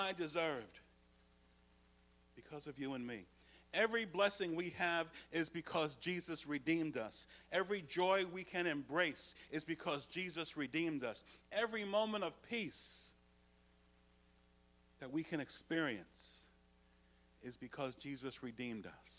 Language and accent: English; United States; as an American citizen.